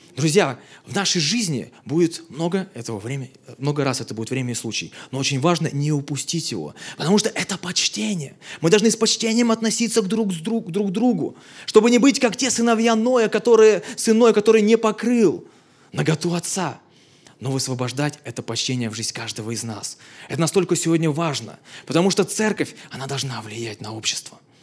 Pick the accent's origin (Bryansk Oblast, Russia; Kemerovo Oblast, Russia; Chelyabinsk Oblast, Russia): Kemerovo Oblast, Russia; Belovo; now in Moscow, Russia; я сам из Сибири, в городе Белово